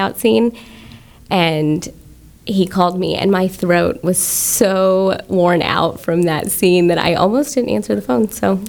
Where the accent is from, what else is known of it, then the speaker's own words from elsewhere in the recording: Friendswood, Texas, United States; I'm from Friendswood, so here locally.